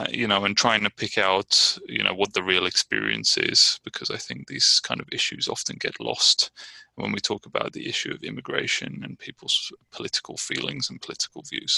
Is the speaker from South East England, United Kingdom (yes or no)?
yes; Brighton, South East England, United Kingdom; now in Richmond, United States; I'm from Brighton, England, and I'm living in Richmond, California.